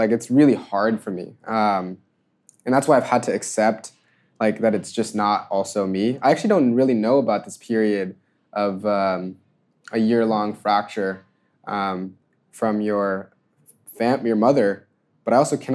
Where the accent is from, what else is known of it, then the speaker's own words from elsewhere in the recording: Georgia, United States; growing up in Georgia